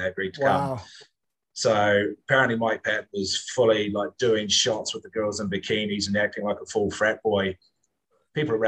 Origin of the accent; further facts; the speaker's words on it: New Zealand; now in Singapore; as a New Zealander